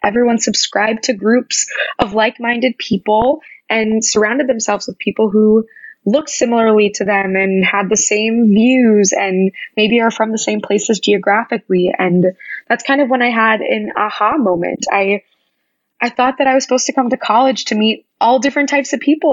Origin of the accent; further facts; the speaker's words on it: Wichita, Kansas, United States; moved away as an adult; growing up in Wichita